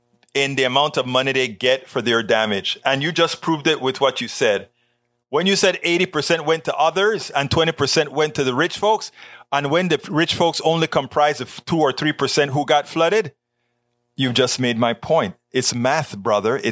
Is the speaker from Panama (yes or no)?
yes; Panama; moved away; the Panama Canal, my hometown